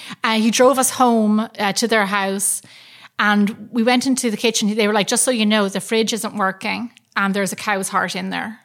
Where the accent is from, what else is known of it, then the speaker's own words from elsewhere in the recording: Ireland; I'm from Ireland, and that's like that's my thing.